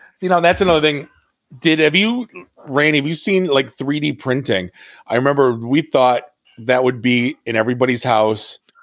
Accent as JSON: {"language": "English", "town": "Detroit", "region": "Michigan", "country": "United States", "also_born_or_lived": "Oakland County, Michigan", "said": "I'm from Detroit"}